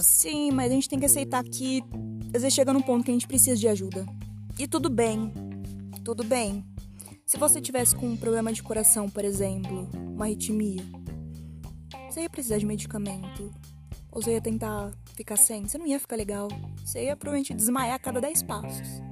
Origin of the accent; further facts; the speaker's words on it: Matão, São Paulo, Brazil; eu sou de Matão, uma cidade de 90 mil habitantes e é muito pacato